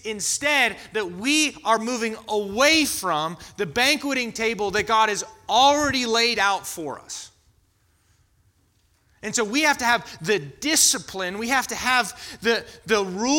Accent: Florida, United States; now in North Carolina, United States; I grew up in Florida to Floridians. And it's hot in Florida.

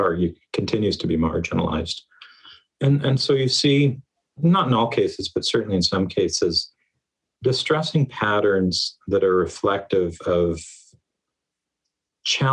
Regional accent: Canada; as a Canadian.

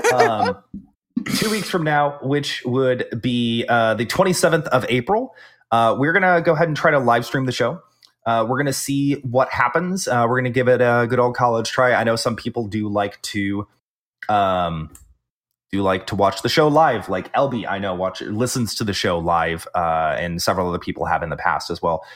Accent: the South, United States; I'm the Southerner

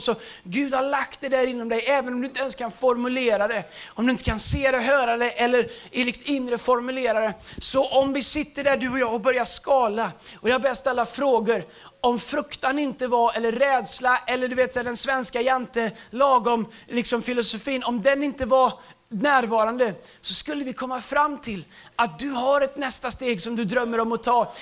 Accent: Tidaholm, Västra Götaland, Sweden; moved away as an adult; also born or lived in United States; min engelska lärare hemma i Tidaholm

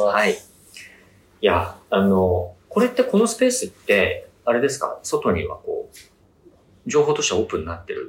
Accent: Miyazaki, Japan; 地元宮崎でホテルやろうと思ったんですけど

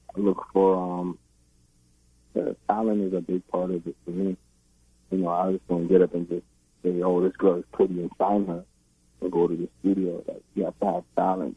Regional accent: Brooklyn, New York, United States; I was born and raised in Brooklyn, New York

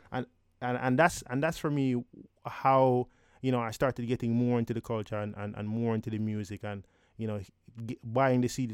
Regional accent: Jamaica; growing up in Jamaica

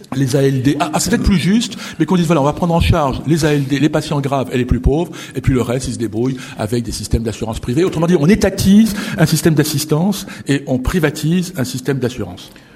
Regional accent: France; chez nous en France

